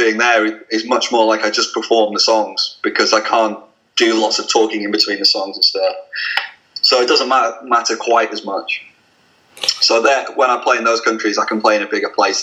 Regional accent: Blackpool, North West England, United Kingdom; I'm from Blackpool

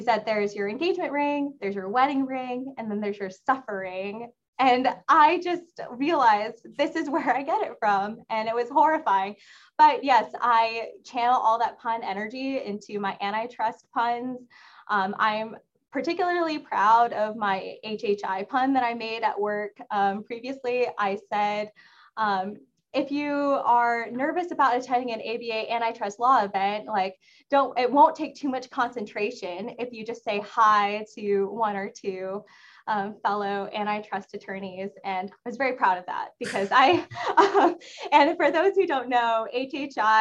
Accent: Texas, United States; moved away as an adult; also born or lived in Bloomington, Indiana; now in Washington, DC, United States; I'm from Texas

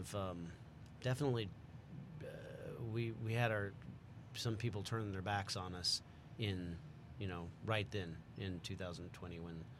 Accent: College Station, Texas, United States; This is the Republic Steakhouse in College Station in my hometown.

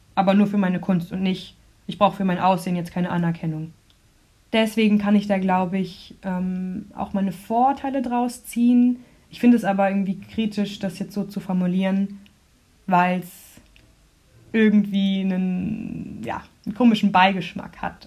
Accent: Rotenburg, Lower Saxony, Germany; also born or lived in Munich; now in Freiburg, Germany; bin in München geboren und danach als sehr kleines Kind nach Rothenburg an der Wimme gezogen, wo ich aufgewachsen bin. Das ist bei Bremen.

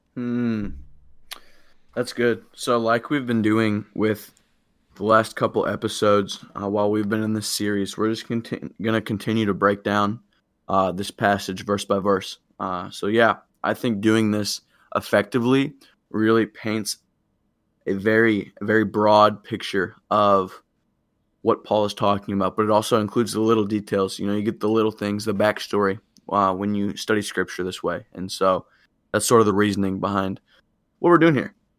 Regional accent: Illinois, United States; I'm home now from Springfield. I'm in Illinois and loving that, getting to see my family.

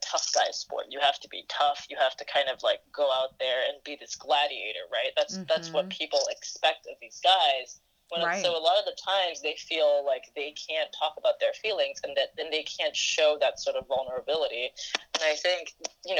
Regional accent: Singapore; now in United States; when I was growing up in Singapore

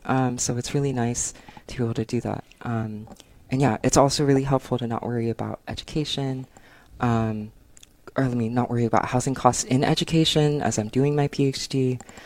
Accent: San Gabriel Valley, California, United States; also born or lived in Berkeley; now in Los Angeles, United States; I'm from the San Gabriel Valley, which is kind of like a suburb outside of LA.

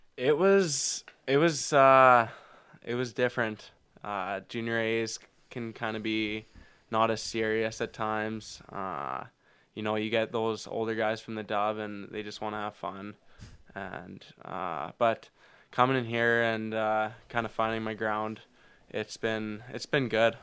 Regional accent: Foam Lake, Saskatchewan, Canada; we grew up in Foam Lake

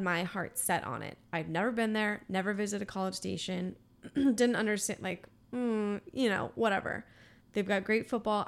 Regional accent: Austin, Texas, United States; I'm from Austin

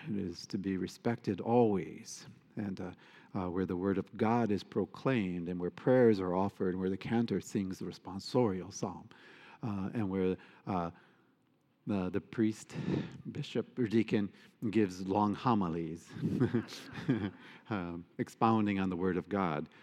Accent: United States; us as American Catholics

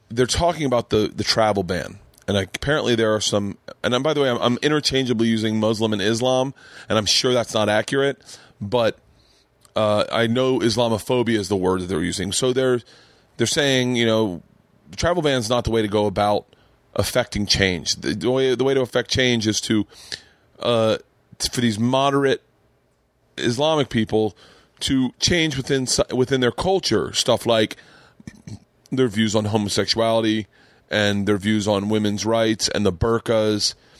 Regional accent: Florida, United States; growing up in Florida

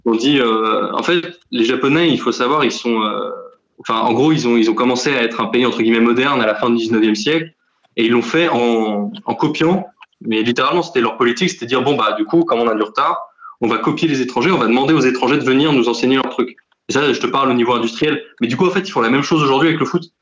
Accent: Paris, Île-de-France, France; je suis parisien.

